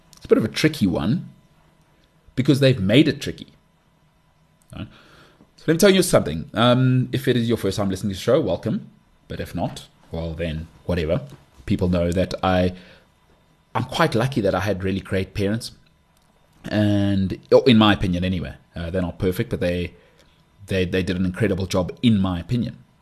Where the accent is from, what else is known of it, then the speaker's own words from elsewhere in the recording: South Africa; I'm South African. I live in South Africa